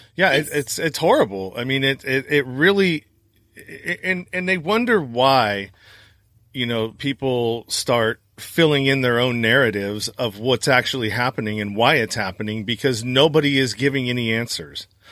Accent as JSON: {"language": "English", "region": "Northern California", "country": "United States", "said": "I'm from Northern California"}